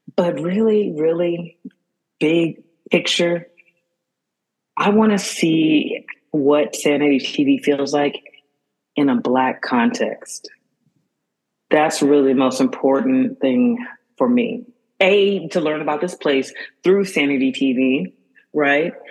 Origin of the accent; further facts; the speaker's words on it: Houston, Texas, United States; now in New York, United States; I'm from the South. I'm from Houston, so um, I'm on the Gulf